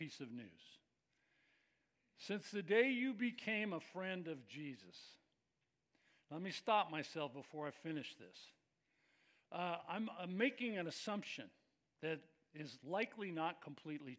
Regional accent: Bay Area, California, United States; I grew up in the Bay Area

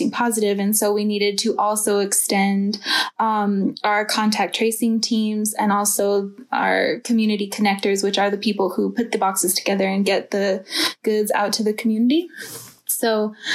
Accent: Nambe Pueblo, New Mexico, United States; moved away as an adult; now in Chinle, United States; I'm from Nambe Pueblo, New Mexico.

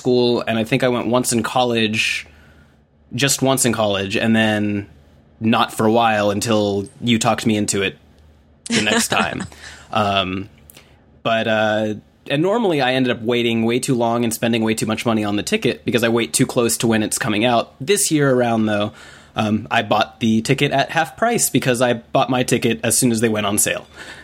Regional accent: Atlanta, Georgia, United States; I grew up here. I grew up in Atlanta, Georgia

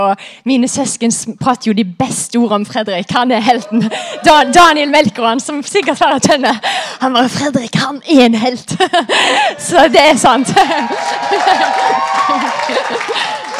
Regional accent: Haugesund, Rogaland, Norway; moved away as an adult; also born or lived in Redding, United States; Jeg er fra Haugesund.

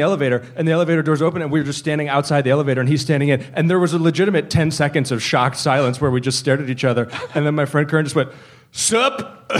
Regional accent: Virginia, United States; I grew up in Virginia, and I lived in Virginia at the time.

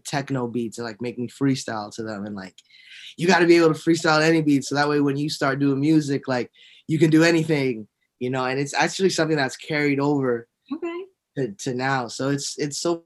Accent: Miami, Florida, United States; I was born and raised in Dade County, Miami, Florida

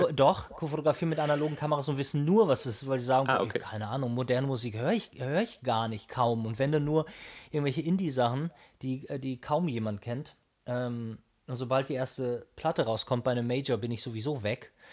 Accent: Hamburg, Germany; ich bin ja Hamburger

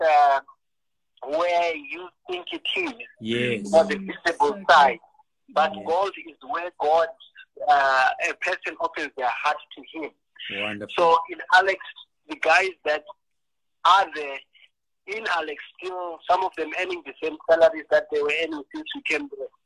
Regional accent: Eswatini; moved away; I'm actually Swati. I'm not I'm not Zimbabwean.

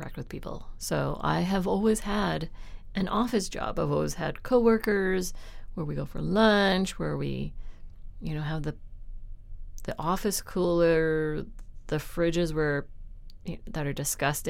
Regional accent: Richmond, British Columbia, Canada; where I was raised in Richmond in a middle-class neighborhood

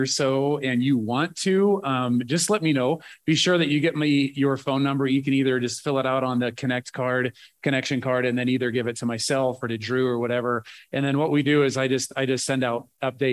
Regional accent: Nebraska, United States; moved away as an adult; I grew up farm kid in Nebraska.

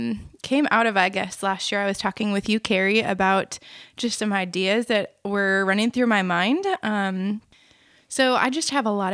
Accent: Minnesota, United States; now in Cedar Falls, United States; I'm from Minnesota.

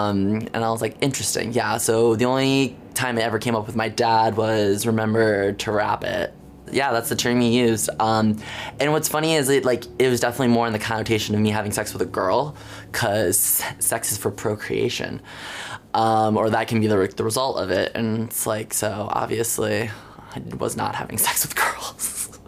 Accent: Jackson, Michigan, United States; I am 24 years old. I graduated high school in the spring of 2013. I am from Jackson, Michigan, about 70 miles west of Detroit.

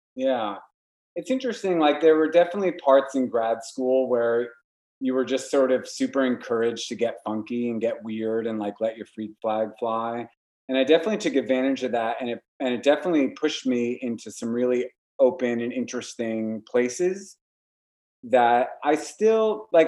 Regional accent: Warwick, New York, United States; moved away as an adult; we moved upstate to Warwick, my hometown

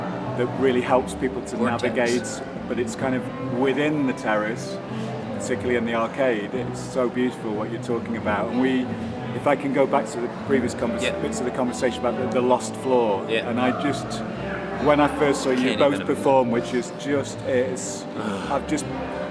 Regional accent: Stoke-on-Trent, West Midlands, United Kingdom; my hometown, Stoke-on-Trent

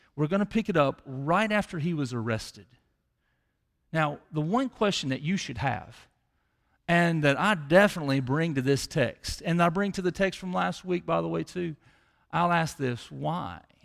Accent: Tupelo, Mississippi, United States; around seventeen years old, I grew up in Chippewa

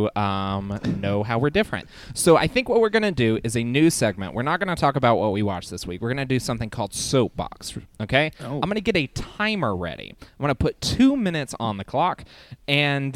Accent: the South, United States; I also grew up in the South

